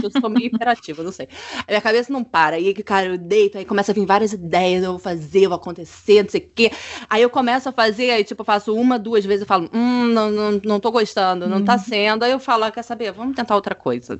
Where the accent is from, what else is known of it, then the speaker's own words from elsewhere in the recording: Rio de Janeiro, Brazil; moved away as an adult; also born or lived in France; now in Germany; eu sou do Rio de Janeiro